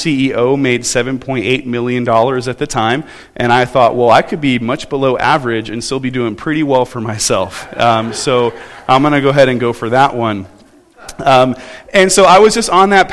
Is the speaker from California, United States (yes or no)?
yes; Southern California, United States; moved away; I grew up in Southern California